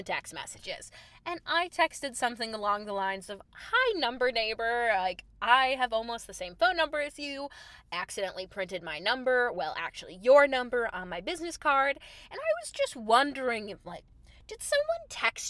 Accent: Chicago, Illinois, United States; moved away as an adult; also born or lived in New York; I am … from Chicago

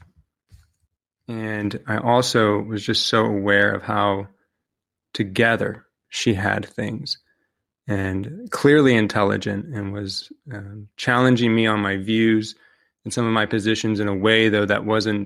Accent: Cincinnati, Ohio, United States; I am from Cincinnati, Ohio

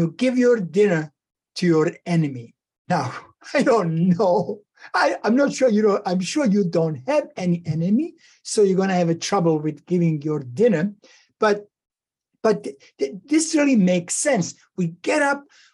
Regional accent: Bosnia & Herzegovina; moved away; back when I was growing up in Yugoslavia, former Yugoslavia, Bosnia and Herzegovina

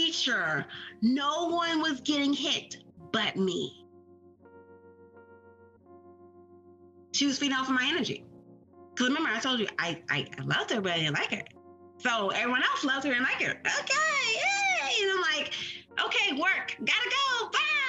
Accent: Maryland, United States; I am born and raised in Maryland

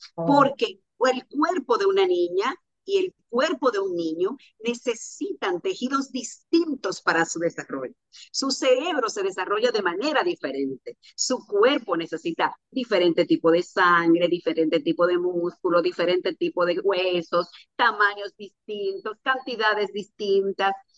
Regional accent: Sánchez, Samaná, Dominican Republic; de Samaná de un campito donde yo nací que se llama Los Puentes, un paraje, se llama Los Puentes del municipio de Sánchez, de la provincia de Samaná

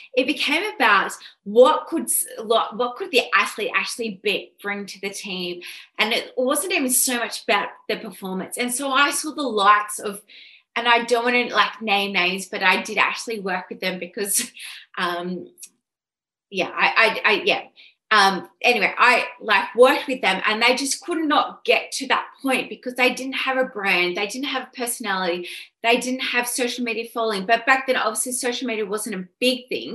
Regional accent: Sydney, New South Wales, Australia; I'm originally from Sydney. Oran Park was my track. I'm just born and bred

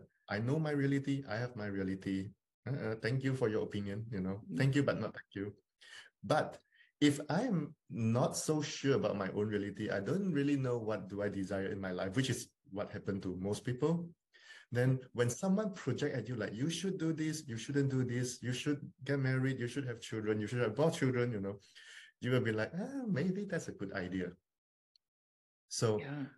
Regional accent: Malaysia; I'm from Malaysia

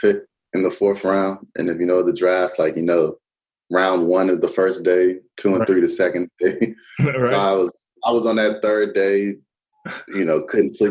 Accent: Montgomery County, Maryland, United States; moved away as an adult; also born or lived in Florida / Miami, Florida / Las Vegas / Oakland (Raiders); now in West Coast, United States; So I'm from Montgomery County, Maryland. I grew up on the East Coast. I'm out here in the West Coast now

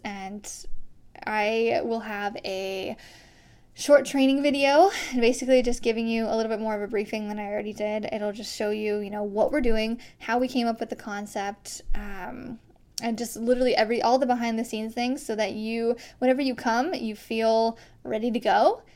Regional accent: Iowa, United States; born or raised there

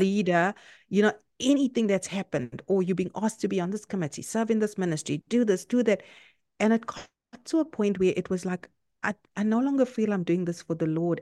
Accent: South Africa; moved away as an adult; now in Canada; I'm South African, uh, by nationality, and I live in Canada now for the past two years

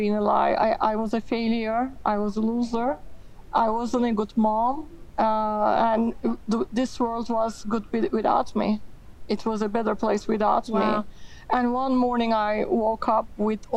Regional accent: Turkey; moved away as an adult; also born or lived in Miami; Growing up in Turkey

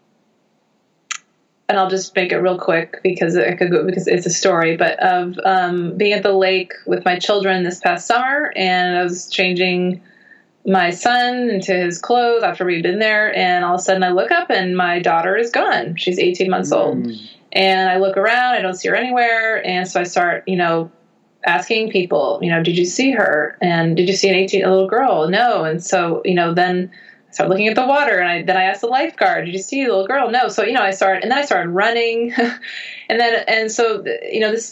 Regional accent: United States; I'm American

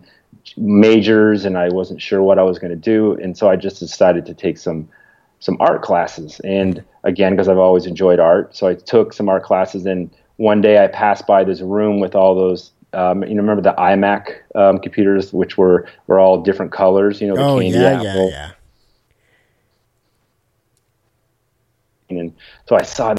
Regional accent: Toronto, Ontario, Canada; now in Atlanta, United States; I'm from Toronto

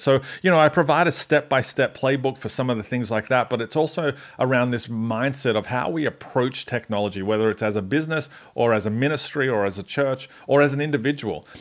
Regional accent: Australia; now in Atlanta, United States; I'm Australian

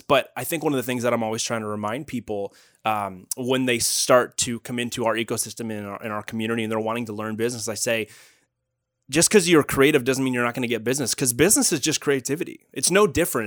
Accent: Canada; moved away as an adult; also born or lived in Toronto; now in Northern California, United States; I'm actually Canadian

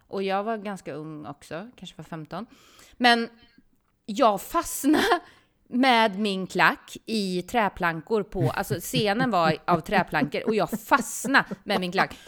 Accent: Ljungsbro, Östergötland, Sweden; moved away; also born or lived in Linköping; Ljungsbro, mm. där jag kommer ifrån

